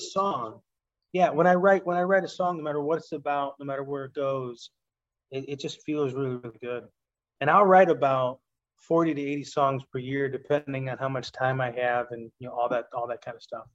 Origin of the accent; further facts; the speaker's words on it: Chicago, Illinois, United States; I'm half Puerto Rican, half Italian. I grew up in Chicago